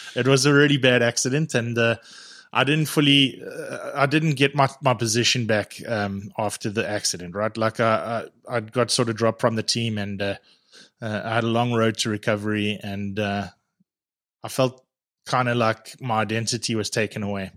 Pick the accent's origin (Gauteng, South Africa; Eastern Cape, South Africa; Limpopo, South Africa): Gauteng, South Africa; Edenvale; moved away as an adult; now in Canada; I was born, uh, in Johannesburg, uh, in, in, uh, small town in Edenvale